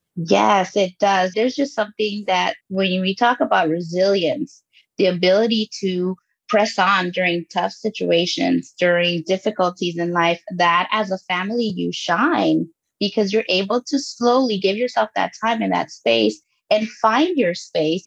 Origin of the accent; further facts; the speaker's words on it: Los Angeles, California, United States; also born or lived in Guatemala; I was born in Guatemala and I was raised there until I was eight years old and grew up in Los Angeles